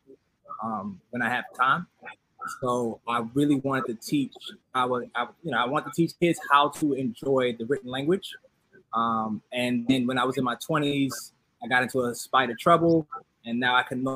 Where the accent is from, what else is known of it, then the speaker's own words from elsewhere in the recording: New York City, New York, United States; also born or lived in Bronx, New York; Born and raised Bronx, New York. I grew up mainly in Harlem, though, with my grandmother, and I've lived here all my life